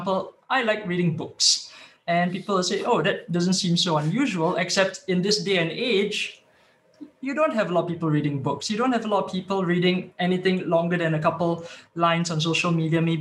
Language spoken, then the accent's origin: English; Singapore; moved away as an adult; now in Sweden; I was originally from Singapore and then popped over here to Sweden for work